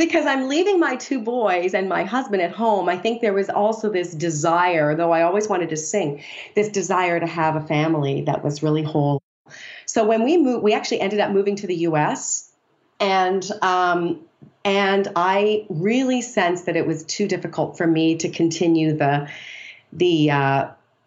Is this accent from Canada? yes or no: yes; Canada; moved away as an adult; now in United States; I'm from Canada, which is kind of fun. I've lived in the U.S. for 20 years